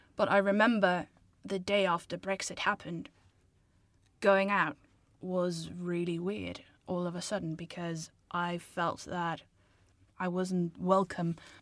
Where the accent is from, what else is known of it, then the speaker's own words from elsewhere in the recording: Denmark; moved away; I'm from Denmark.